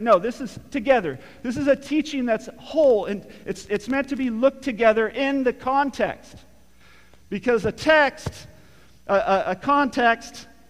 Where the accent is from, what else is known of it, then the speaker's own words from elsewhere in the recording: Morro Bay, California, United States; where I grew up, and my grandma grew up also in, in uh, Morro Bay, California